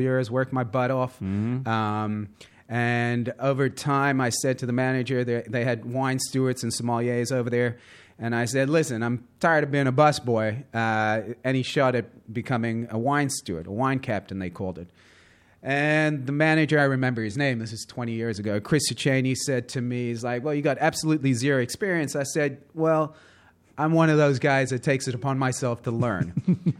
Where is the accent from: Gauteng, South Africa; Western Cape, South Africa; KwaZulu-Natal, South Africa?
Gauteng, South Africa; Johannesburg; also born or lived in Southern California; now in New York, United States; born and raised Johannesburg, South Africa, moved to the U.S.